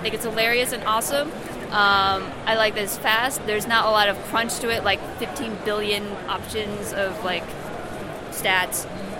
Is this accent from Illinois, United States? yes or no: yes; Chicago, Illinois, United States